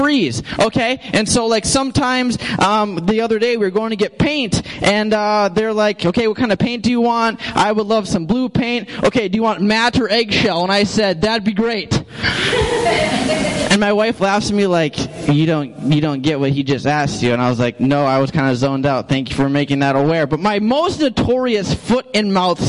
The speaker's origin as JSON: {"language": "English", "town": "St. Cloud", "region": "Minnesota", "country": "United States", "moved": "yes", "said": "I'm from St. Cloud"}